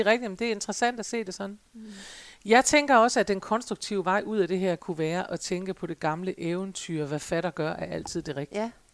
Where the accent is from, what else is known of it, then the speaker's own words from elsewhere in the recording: Denmark; vi jo som danskere